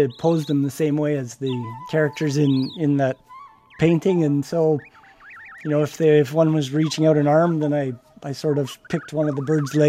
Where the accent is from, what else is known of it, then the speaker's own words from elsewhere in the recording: Edmonton, Alberta, Canada; also born or lived in Lethbridge; I'm an artist from Edmonton. I work mainly in sculpture.